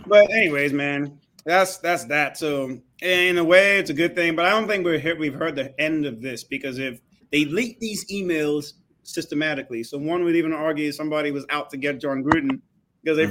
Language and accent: English; Nigeria